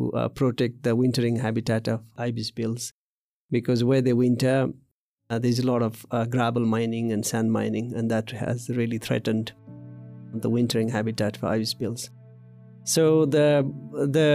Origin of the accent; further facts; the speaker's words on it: eastern Nepal, Koshi Province, Nepal; I was born in the East Nepal at the age of Koshi Tapu Wildlife Reserve.